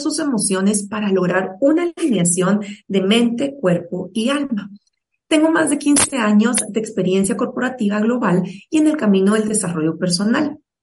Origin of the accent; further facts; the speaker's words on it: Guatemala; soy guatemalteca